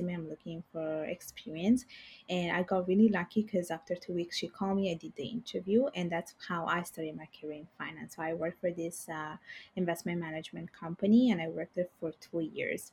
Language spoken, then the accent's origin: English; Italy; first language Bengali and Italian; English is a second language; moved away as an adult; now in Montreal, Canada; I was born and raised in Italy